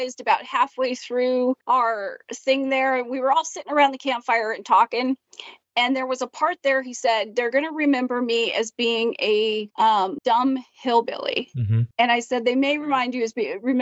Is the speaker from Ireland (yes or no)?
no; Canada; I was in Canada